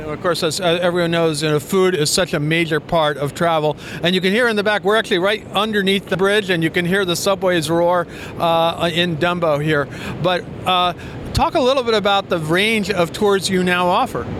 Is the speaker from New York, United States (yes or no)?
yes; New York area, United States; I'm I'm from New York area. I, I, grew up in the New York area